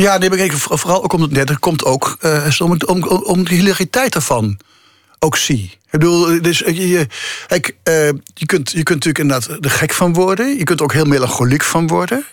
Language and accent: Dutch; the region of the Gelderlander newspaper, Netherlands; moved away; de krant in mijn geboortestreek, de Gelderlander.